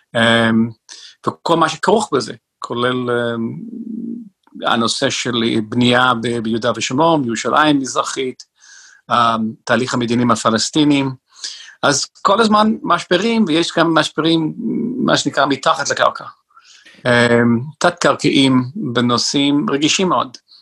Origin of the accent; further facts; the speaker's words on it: northern New Jersey, United States; now in Israel; יש לי הורים שעדיין גרים באותו בית, איפה שגדלתי, בצפון ניו ג'רזי